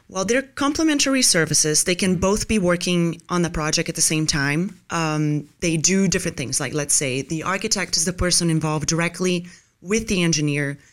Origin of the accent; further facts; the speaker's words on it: Brazil; moved away as an adult; also born or lived in Los Angeles, United States; now in Tampa, United States; I was born originally in Brazil, and then I went there for college